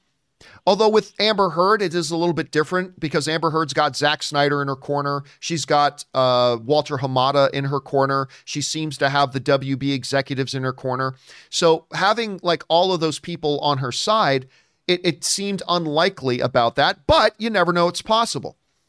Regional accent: Canada; I'm Canadian.

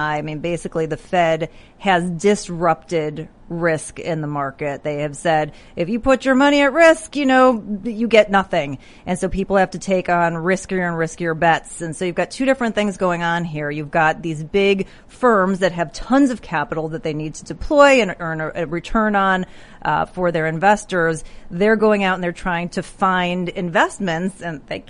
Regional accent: Chicago, Illinois, United States; I'm from Chicago

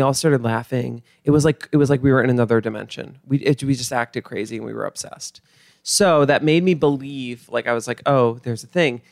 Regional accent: Mount Kisco, New York, United States; Grew up in Mount Kisco

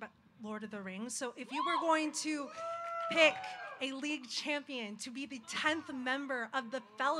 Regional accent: San Jose, California, United States; I'm from San Jose, so just an hour south here.

